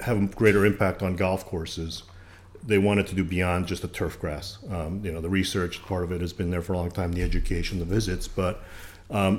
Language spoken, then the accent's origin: English; Long Island, New York, United States; moved away as an adult; now in Greenville, United States; I grew up on Long Island just outside of New York, lived in New York for a long time